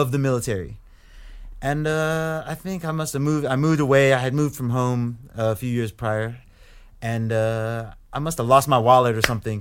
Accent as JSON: {"language": "English", "town": "Grand Forks", "region": "North Dakota", "country": "United States", "tie": "born or raised there", "also_born_or_lived": "Ipswich, England / Saint Louis, Missouri", "accent": "thick American", "moved": "yes", "said": "grew up most of my, most of my life in North Dakota"}